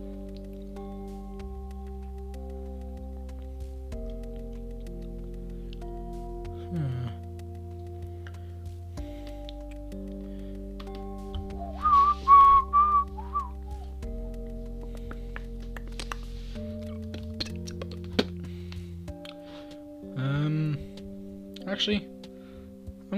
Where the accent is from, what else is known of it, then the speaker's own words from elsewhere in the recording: Dublin, Leinster, Ireland; not my hometown, but I'm from Dublin